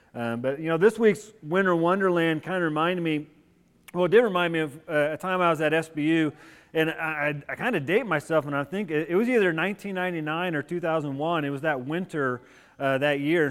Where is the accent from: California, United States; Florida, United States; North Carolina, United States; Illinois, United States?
Illinois, United States; moved away; I had grown up in Illinois. At that moment in time, I considered Illinois my home state